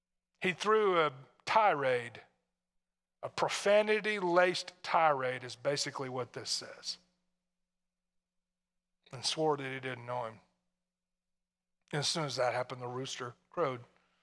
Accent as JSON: {"language": "English", "region": "Tennessee", "country": "United States", "tie": "born or raised there", "said": "Being from where I'm from, although my accent is mostly gone, but when I lived all my life in Tennessee, anywhere you'd go anywhere else, they'd turn around and look at you and say, where are you from?"}